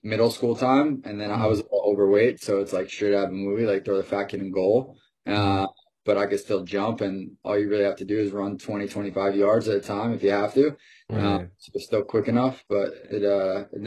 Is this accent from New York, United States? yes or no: yes; Long Island, New York, United States; I'm originally from Long Island, 30 minutes outside of Manhattan. Grew up there